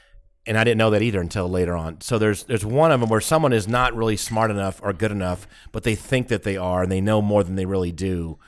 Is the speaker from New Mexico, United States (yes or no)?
no; Texas, United States; Oh, my God. I'm from Texas. We know that.